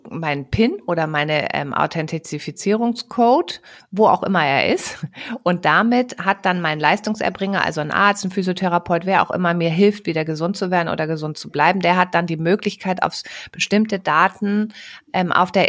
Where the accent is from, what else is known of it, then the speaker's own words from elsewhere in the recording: Lower Saxony, Germany; ich komme aus der Gegend von Worpswede.